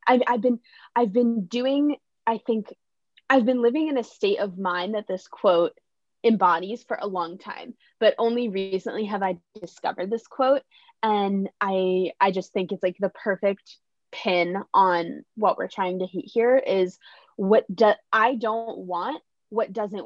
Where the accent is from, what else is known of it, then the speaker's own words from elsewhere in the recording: New York City, New York, United States; I'm from New York City